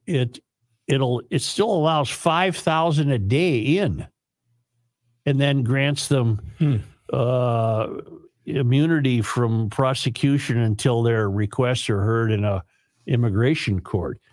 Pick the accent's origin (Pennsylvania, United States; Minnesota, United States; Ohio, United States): Minnesota, United States; I'm a Minnesotan